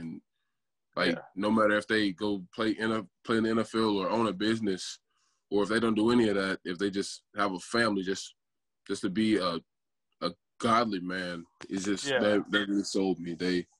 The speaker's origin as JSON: {"language": "English", "town": "Memphis", "region": "Tennessee", "country": "United States", "tie": "born or raised there", "said": "I started off apparently growing up in South Memphis"}